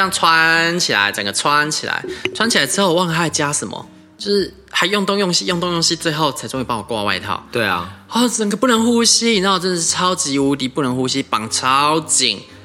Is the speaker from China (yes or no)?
no; Taiwan; 日本是一个离台湾这么近的国家，我们台湾人得天独厚的，我们去日本很方便